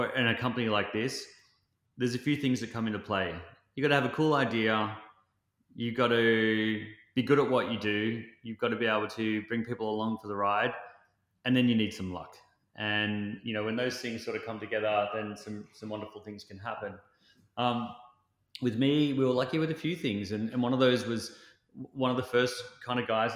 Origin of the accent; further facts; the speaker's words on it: Australia; as an Australian